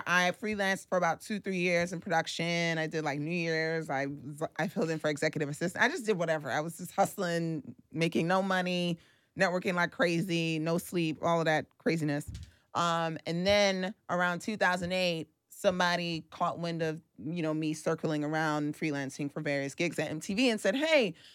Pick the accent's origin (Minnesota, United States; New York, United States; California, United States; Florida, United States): New York, United States; New York City; born and raised in Brooklyn from Flatbush